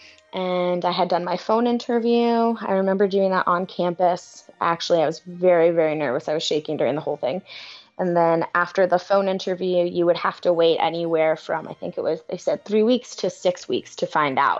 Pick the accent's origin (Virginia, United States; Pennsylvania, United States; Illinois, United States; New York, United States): New York, United States; New York City; Growing up in New York City